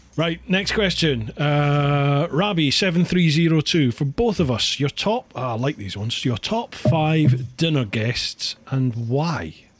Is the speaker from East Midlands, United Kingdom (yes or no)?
no; Scotland, United Kingdom; moved away; also born or lived in Peckham, London; being Scottish we roll our r's